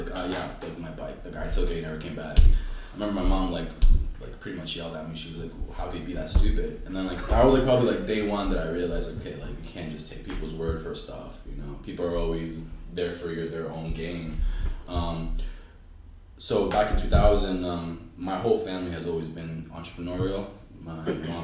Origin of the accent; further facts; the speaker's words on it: Chelsea, Massachusetts, United States; I grew up in Chelsea